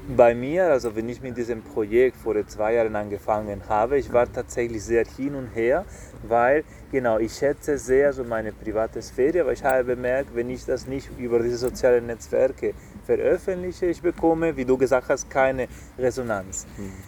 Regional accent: Spain; moved away; Ich komme aus einem Land, aus Spanien

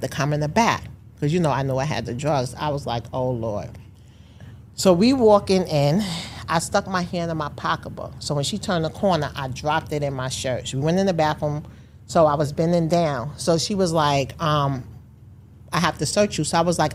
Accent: New York, United States; a young parent growing up in New York.

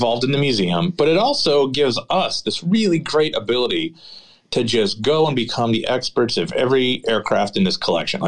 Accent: Pittsburgh, Pennsylvania, United States; now in Oshkosh, United States; I grew up in Pittsburgh

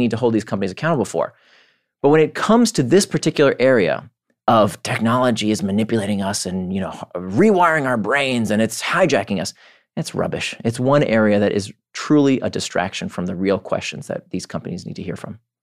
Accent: Orlando, Florida, United States; moved away as an adult; also born or lived in Israel / Atlanta / California; now in New York, United States; I was born in Israel. I grew up in Orlando

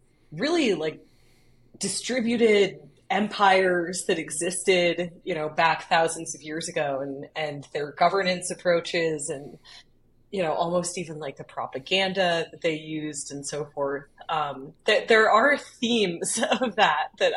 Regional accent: Boston, Massachusetts, United States; moved away as an adult; also born or lived in Bay Area, California; now in San Francisco Bay Area, United States; I grew up in the Boston area.

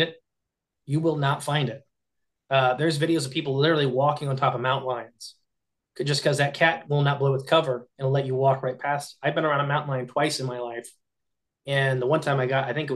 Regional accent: Hardin County, Ohio, United States; we are from Hardin County, Ohio

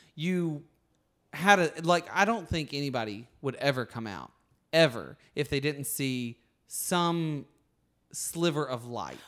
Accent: Alabama, United States; moved away as an adult; now in California, United States; I grew up with a lot of things happening in Alabama

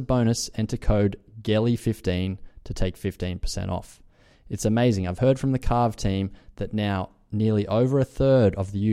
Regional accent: Australia; being an Australian

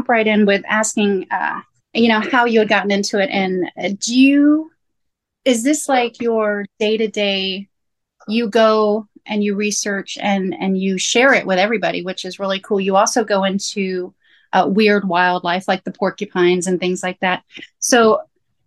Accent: Florida, United States; I grew up in Florida

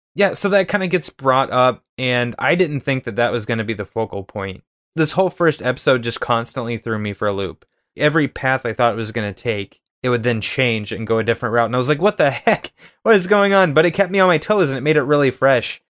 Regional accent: United States; being American

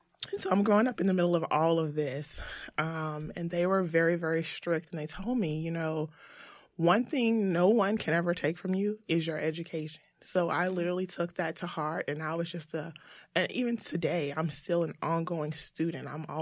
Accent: the South, United States; So I grew up in the South.

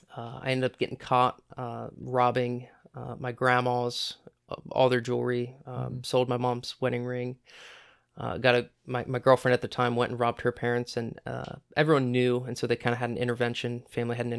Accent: Centerburg, Ohio, United States; I grew up in Centerburg, Ohio, small town just south of Mount Vernon

